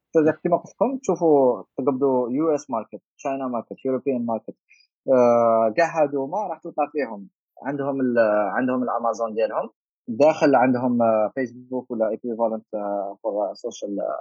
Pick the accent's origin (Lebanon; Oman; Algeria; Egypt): Algeria; حنا عندنا في الجزائر